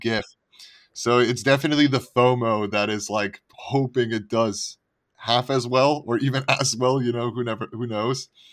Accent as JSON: {"language": "English", "town": "Montreal", "region": "Quebec", "country": "Canada", "moved": "yes", "said": "I'm originally from Canada"}